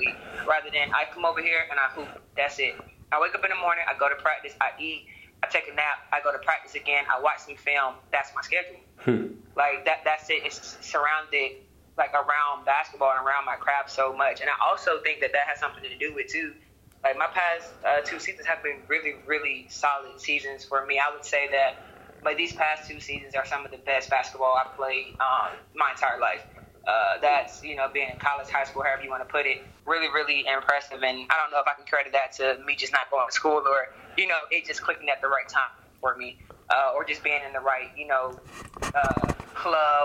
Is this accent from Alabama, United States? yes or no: yes; Alabama, United States; moved away as an adult; also born or lived in Nashville, Tennessee; now in Czech Republic; obviously I'm from Alabama